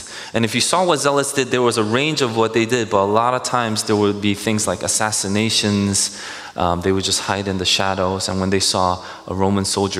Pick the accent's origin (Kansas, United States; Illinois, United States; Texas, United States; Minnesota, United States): Minnesota, United States; I was like, yeah, I'm from Minnesota, and I like to play hockey then.